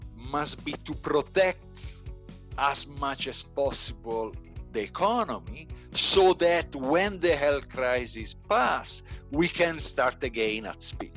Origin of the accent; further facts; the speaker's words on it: Italy; moved away as an adult; also born or lived in United Kingdom / South Africa; now in Pretoria, South Africa; I am originally from Italy. I studied in Italy and after in UK.